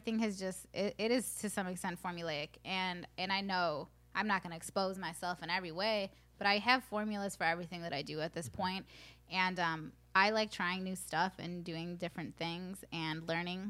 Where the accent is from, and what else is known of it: Aurora, Illinois, United States; born or raised there; first language Spanish